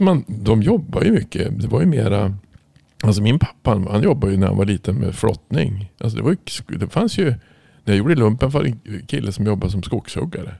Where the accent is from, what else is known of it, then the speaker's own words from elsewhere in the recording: Norrland, Sweden; jag kommer ju från Norrland